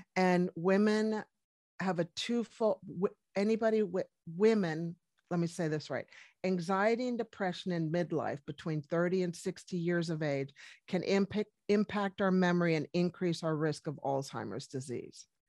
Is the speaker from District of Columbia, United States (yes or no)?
yes; Washington, District of Columbia, United States; moved away as an adult; also born or lived in Colorado; now in New Zealand; originally from Washington, D C. I am American, but, uh, moved to New Zealand in two thousand